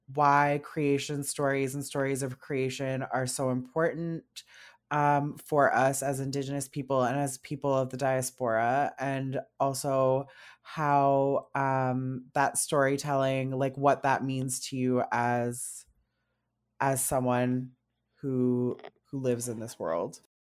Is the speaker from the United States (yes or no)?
no; North Bay, Ontario, Canada; moved away as an adult; now in Ottawa, Canada; I was born and raised in North Bay, Ontario